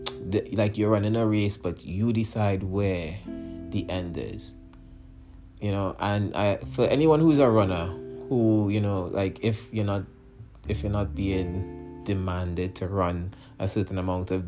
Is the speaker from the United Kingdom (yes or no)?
no; Trinidad & Tobago; moved away; my home country of Trinidad and Tobago